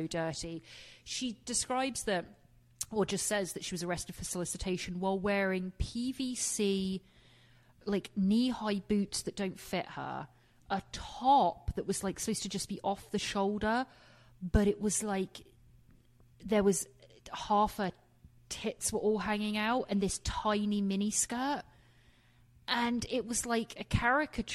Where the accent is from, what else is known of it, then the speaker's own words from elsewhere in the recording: England, United Kingdom; moved away; being English myself